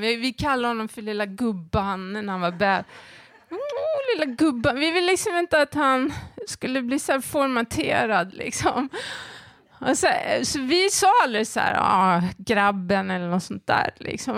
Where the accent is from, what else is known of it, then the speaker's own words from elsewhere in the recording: Järna, Stockholm County, Sweden; den lilla byn där jag växte upp i, i Järna